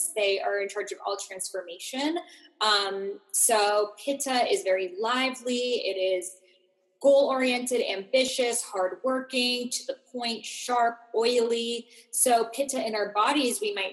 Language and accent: English; Boston, Massachusetts, United States; I grew up in Boston and I went to Boston University